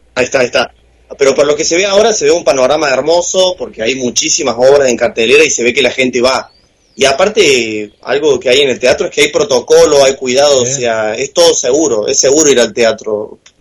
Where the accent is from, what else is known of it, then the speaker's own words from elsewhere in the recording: Córdoba, Argentina; moved away as an adult; now in Buenos Aires, Argentina; yo tengo 22 eh, años, cumplí hace poco 22, eh, y soy cordobés